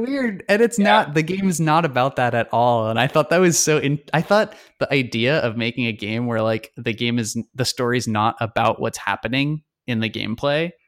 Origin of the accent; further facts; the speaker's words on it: Long Island, New York, United States; I grew up in New York. I grew up on Long Island, in the center okay. of the island, so the suburbs basically